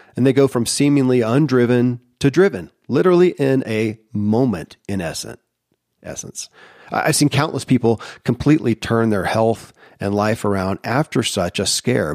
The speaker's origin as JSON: {"language": "English", "region": "Kentucky", "country": "United States", "tie": "born or raised there"}